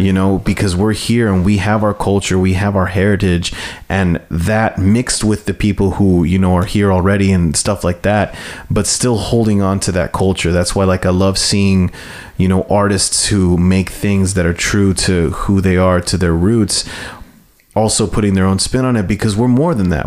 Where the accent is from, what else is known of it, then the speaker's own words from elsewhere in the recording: United States; me being someone who was born here and who was born as, Amer- as American and growing up, growing up as an American